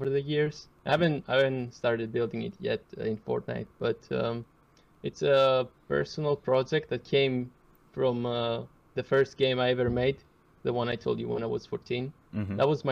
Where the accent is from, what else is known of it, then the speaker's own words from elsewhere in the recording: Greece; I'm from Greece.